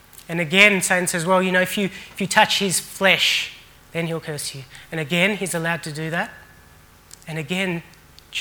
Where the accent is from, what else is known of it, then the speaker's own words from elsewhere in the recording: Australia; also born or lived in Sri Lanka; I was born in Sri Lanka and moved to Australia when I was just 8 months